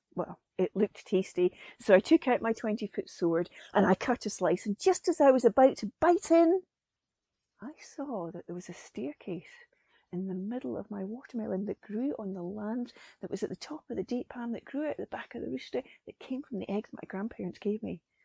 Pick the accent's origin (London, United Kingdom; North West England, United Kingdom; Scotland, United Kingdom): Scotland, United Kingdom; Perthshire; I'm a Scottish storyteller based in Perthshire in Scotland